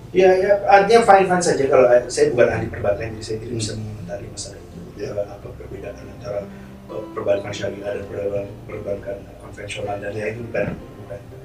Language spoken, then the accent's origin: Indonesian; Indonesia; kita sebagai bangsa Indonesia